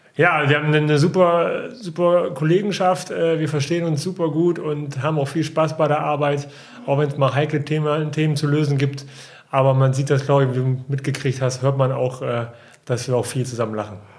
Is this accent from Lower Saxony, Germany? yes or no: yes; Osnabrück, Lower Saxony, Germany; ich bin in Osnabrück geboren und äh, bin da auch aufgewachsen.